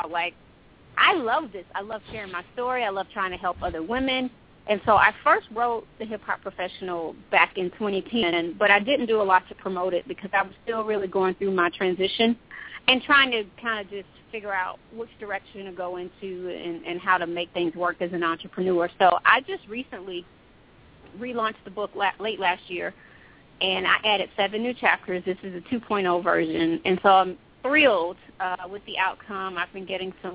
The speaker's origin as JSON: {"language": "English", "town": "Atlanta", "region": "Georgia", "country": "United States", "tie": "born or raised there", "said": "I'm a native from Atlanta, Georgia"}